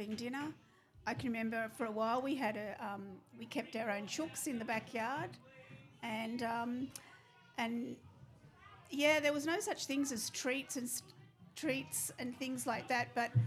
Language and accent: English; Sydney, New South Wales, Australia; now in Moss Vale, Australia; I grew up in Sydney.